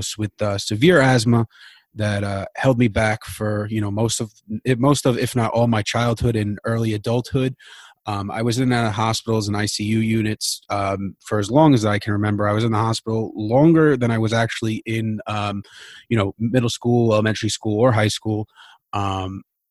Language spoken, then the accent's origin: English; New York City, New York, United States; I am from Queens, New York